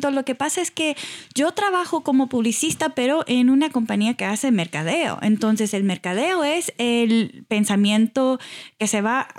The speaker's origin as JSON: {"language": "Spanish", "town": "Houston", "region": "Texas", "country": "United States", "tie": "born there", "said": "naciste en Houston, sí."}